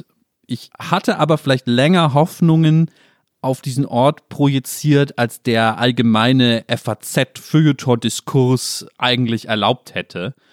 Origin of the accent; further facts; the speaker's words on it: Germany; ich als Deutscher